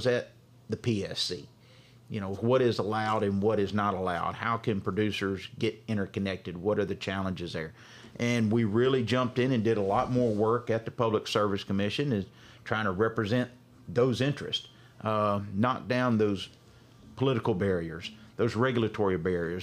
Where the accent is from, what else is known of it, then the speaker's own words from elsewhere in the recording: Carthage, Mississippi, United States; now in Jackson, United States; I'm originally from Carthage, Mississippi. Graduated from there